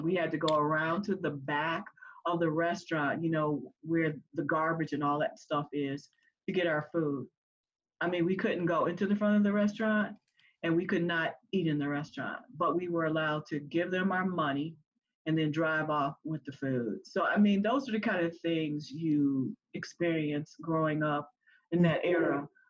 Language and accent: English; the South, United States; But yeah, I mean, even when we were growing up in the South, okay, like I had to go to the dentist